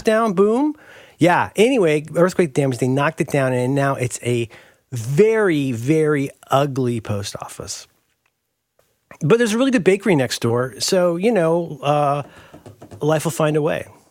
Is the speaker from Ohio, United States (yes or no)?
yes; Ohio, United States; also born or lived in Florida; now in San Francisco, United States; growing up in Ohio